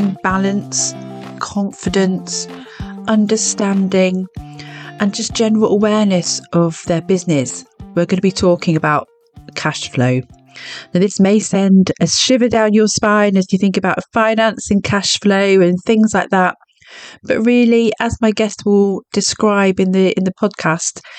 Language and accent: English; Cornwall, South West England, United Kingdom; I'm Cornish